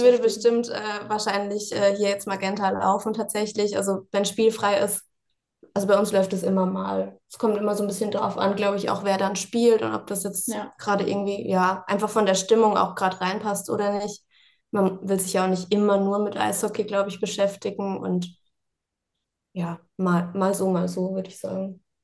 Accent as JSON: {"language": "German", "town": "Mannheim", "region": "Baden-Württemberg", "country": "Germany", "tie": "born or raised there", "moved": "yes", "lives_now": "Ingolstadt, Germany", "said": "Ich bin gebürtige Mannheimerin."}